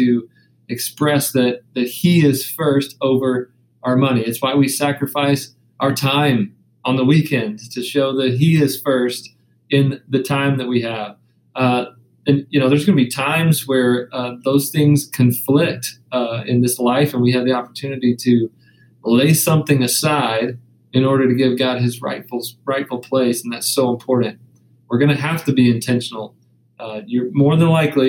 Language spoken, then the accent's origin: English; the South, United States; I come from the South